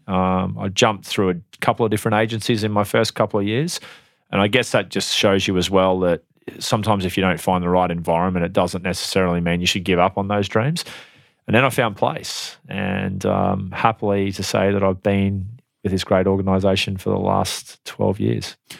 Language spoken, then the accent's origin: English; Airlie Beach, Queensland, Australia; born or raised there; also born or lived in Tamworth, New South Wales; now in Brisbane, Australia